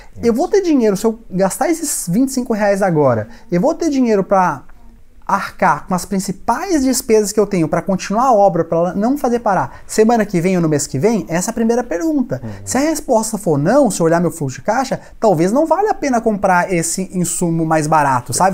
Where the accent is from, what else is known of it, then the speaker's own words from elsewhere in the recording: Minas Gerais, Brazil; sou mineiro